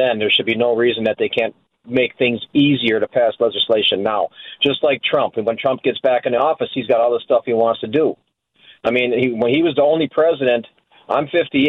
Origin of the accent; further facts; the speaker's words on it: Milwaukee, Wisconsin, United States; I was born in Milwaukee, and Milwaukee's my home